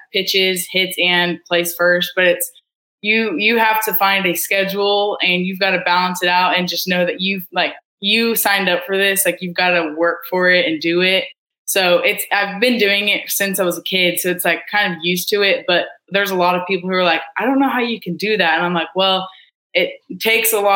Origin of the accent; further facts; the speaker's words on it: Edmond, Oklahoma, United States; I'm from Edmond, Oklahoma. I went to Deer Creek High School